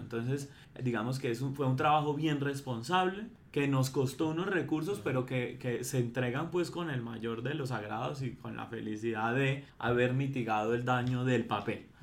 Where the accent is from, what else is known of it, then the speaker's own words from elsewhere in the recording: Bogotá, Colombia; nosotros como bogotanos